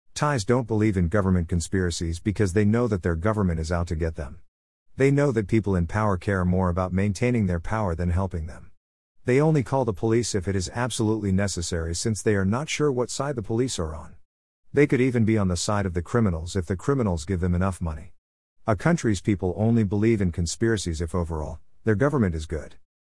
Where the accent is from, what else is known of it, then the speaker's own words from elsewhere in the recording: United States; moved away as an adult; now in Thailand; my home country of the United States